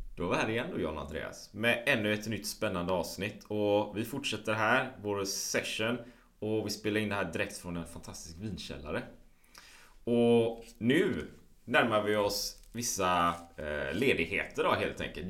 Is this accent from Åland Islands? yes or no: no; Sweden; hemma i Sverige